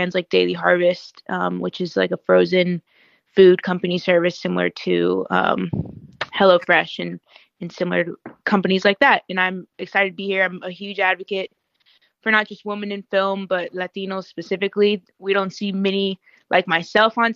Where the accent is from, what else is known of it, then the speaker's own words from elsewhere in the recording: Dallas, Texas, United States; now in New York City, United States; I was born and raised in Dallas, Texas